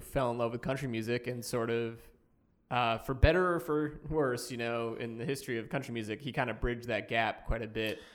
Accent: Boston, Massachusetts, United States; in Boston, where I'm from

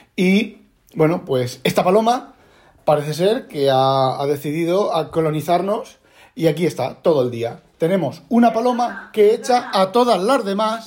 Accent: Spain; now in Netherlands; nosotros somos españoles

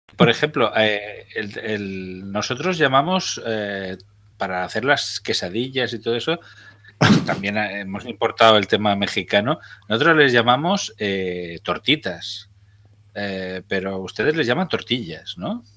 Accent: Zaragoza, Aragon, Spain

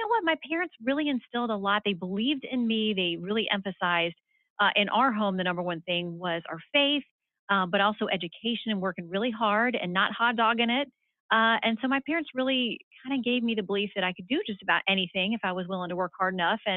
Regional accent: Tallahassee, Florida, United States; I grew up in Tallahassee

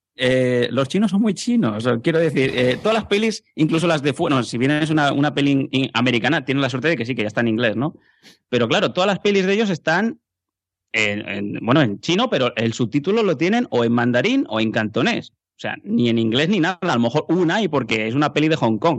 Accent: Catalonia, Spain; yo como buen catalán

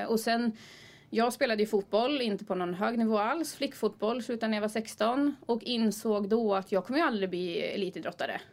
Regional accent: Timrå, Västernorrland County, Sweden; now in Gothenburg, Sweden; Jag är från Timrå

